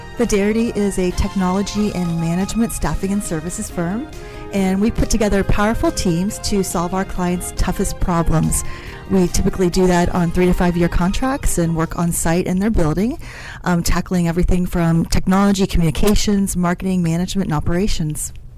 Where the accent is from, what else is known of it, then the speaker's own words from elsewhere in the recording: West Virginia, United States; moved away; I'm originally from West Virginia, so over the hills and through the valley in a very small little town